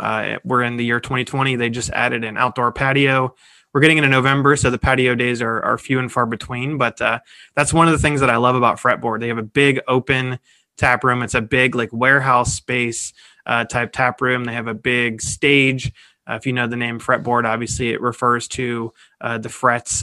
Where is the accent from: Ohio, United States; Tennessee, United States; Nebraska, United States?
Ohio, United States; Cincinnati; we are staying in my hometown, Cincinnati, Ohio